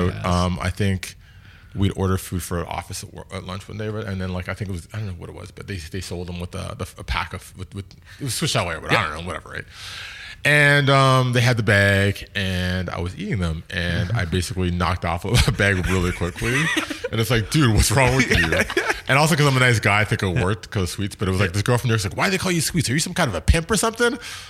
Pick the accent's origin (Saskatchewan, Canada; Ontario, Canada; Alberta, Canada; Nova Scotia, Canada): Ontario, Canada; Markham; born or raised there